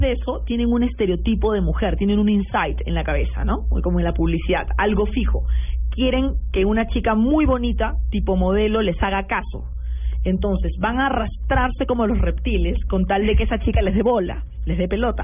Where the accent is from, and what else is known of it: Peru